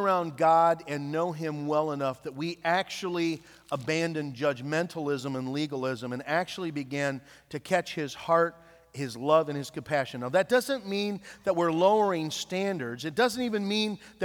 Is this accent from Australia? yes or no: no; Nappanee, Indiana, United States; moved away; also born or lived in Iowa; my hometown in Appanee, Indiana